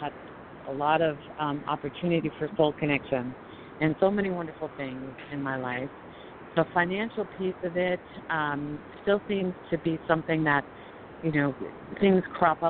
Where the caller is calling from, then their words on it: Colorado, United States; calling from Colorado.